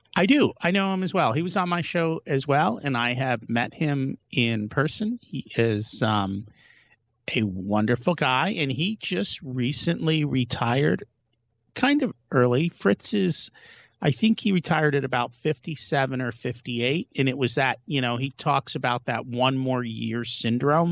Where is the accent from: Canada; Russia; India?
India; we're from India